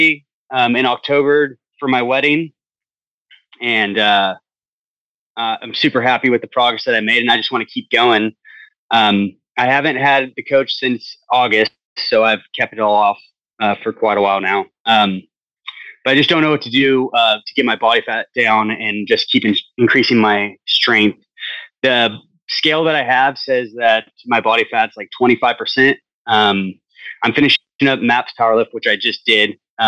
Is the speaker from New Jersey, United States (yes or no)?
no; Turlock, California, United States; No, I'm from Turlock.